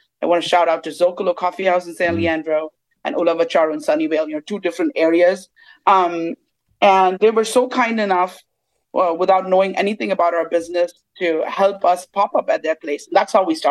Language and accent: English; Mumbai, Maharashtra, India; moved away as an adult; now in United States; my family comes from the South, even though I grew up in Bombay